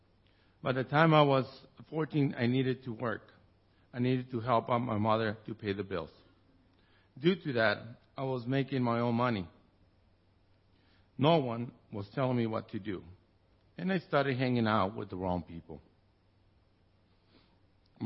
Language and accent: English; Tijuana, Baja California, Mexico; I was born and raised in Tijuana, Mexico